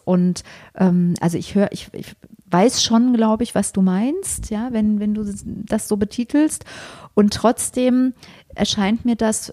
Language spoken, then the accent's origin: German; Germany; wir in Deutschland